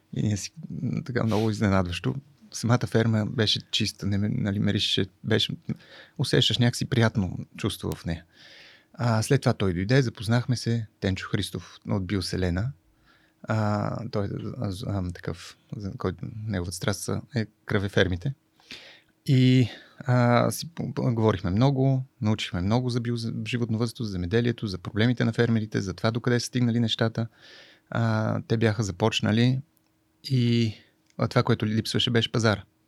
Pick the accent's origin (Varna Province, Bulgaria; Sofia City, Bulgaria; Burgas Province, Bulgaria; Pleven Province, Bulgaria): Sofia City, Bulgaria; Sofia; moved away as an adult; also born or lived in France; Аз съм от София, от младост